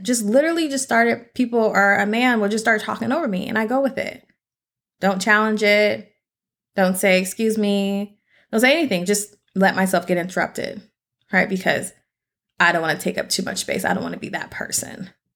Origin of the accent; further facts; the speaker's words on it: Seattle, Washington, United States; I'm from Seattle.